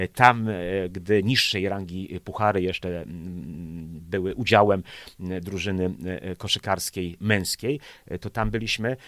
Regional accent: Pszczółki, Pomeranian Voivodeship, Poland; now in Gdańsk, Poland; ja jestem chłopak z Pszczółek i moja drużyna nazywała się Potok Pszczółki

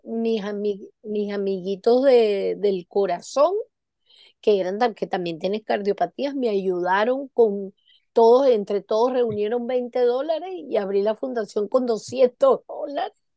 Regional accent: Venezuela; moved away; como yo tuve muchos años en Venezuela, toda mi, mi, mi infancia y mi, y mi adolescencia en Venezuela

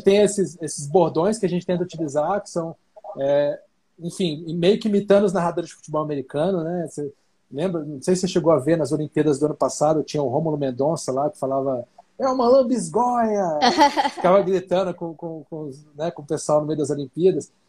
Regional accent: Brasília, Federal District, Brazil; Como a gente é de Brasília

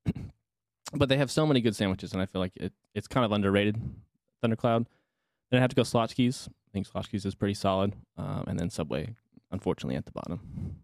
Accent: Arlington, Texas, United States; I'm from Arlington, but I didn't really venture, right, right between Dallas and Fort Worth, I didn't really venture too far outside of that, just kinda stayed at my home base as a, as a kiddo

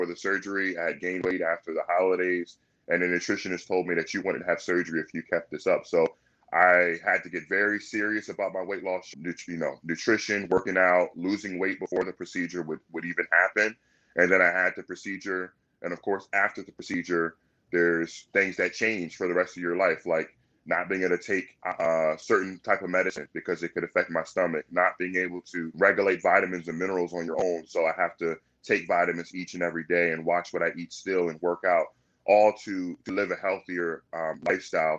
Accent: Virginia Beach, Virginia, United States; I'm born and raised in Virginia Beach

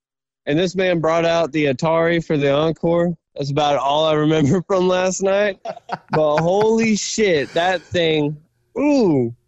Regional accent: Georgia, United States; I'm from Rydell, Georgia.

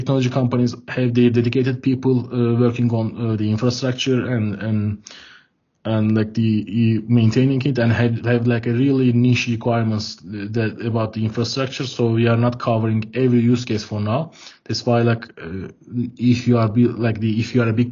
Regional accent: Ankara, Turkey; I'm from Ankara, Turkey. I'm dialing in Ankara now

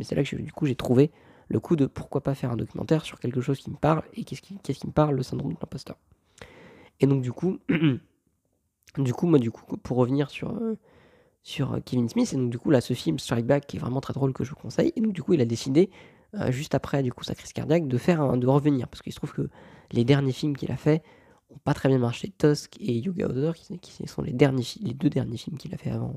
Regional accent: France; je viens de France

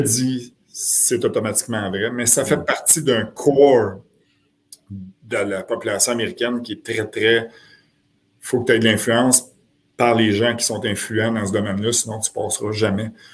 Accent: Quebec, Canada

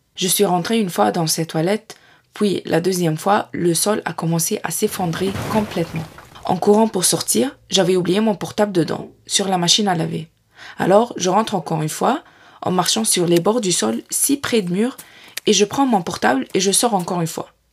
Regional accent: Egypt; moved away as an adult; now in France; Chez mes parents en Égypte

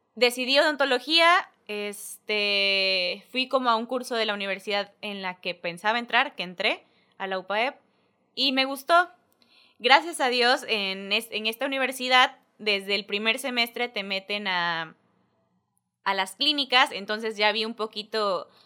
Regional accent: Isla, Veracruz, Mexico; yo nací en Veracruz, este, Jarocha por nombre, pero isleña de corazón nací y me vine para acá, este, pues ahora sí que desde mis primeros días, isleña, isleña, este, estuve todo kinder, primaria, secundaria

